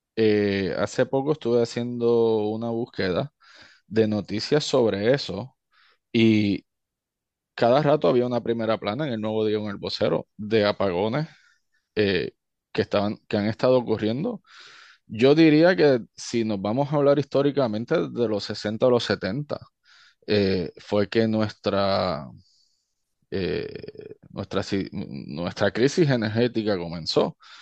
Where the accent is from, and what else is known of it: Utuado, Puerto Rico; born or raised there; moved away as an adult; also born or lived in Stamford, Connecticut / Río Piedras